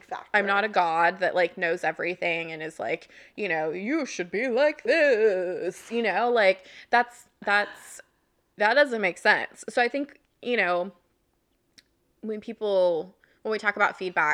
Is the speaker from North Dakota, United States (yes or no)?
no; Oklahoma, United States; moved away; I'm from Oklahoma, which is a very Republican conservative state